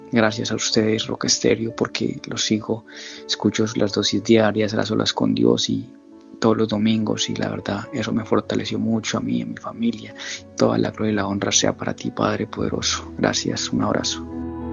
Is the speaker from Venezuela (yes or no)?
no; Colombia; now in Linden, United States; soy colombiano y en estos momentos vivo en New Jersey, Linden, New Jersey